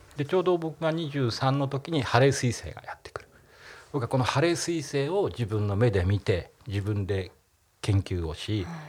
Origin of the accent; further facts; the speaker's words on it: Nagano, Japan; 長野ですから地元信州大学ってとこに行ったんですけど